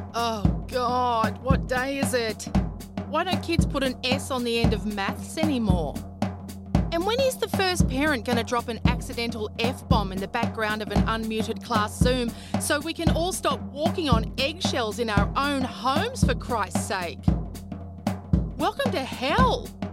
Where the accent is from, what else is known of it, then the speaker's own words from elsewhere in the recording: Queensland, Australia; I grew up in Queensland